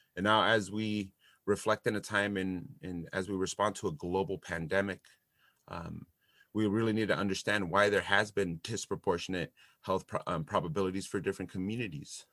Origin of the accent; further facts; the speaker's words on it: Santa Barbara, California, United States; also born or lived in Los Angeles / Texas; So I grew up here in Santa Barbara, California.